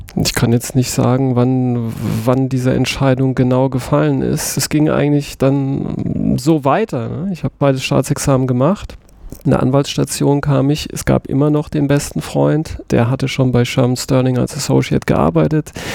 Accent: Saarbrücken, Saarland, Germany; ich bin im Saarland geboren, in Saarbrücken. Ich bin auch wirklich, wie einige wissen, stolz darauf

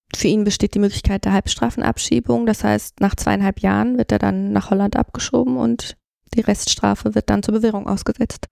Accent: Flensburg, Schleswig-Holstein, Germany; moved away as an adult; now in Cologne, Germany; ich bin in Flensburg aufgewachsen

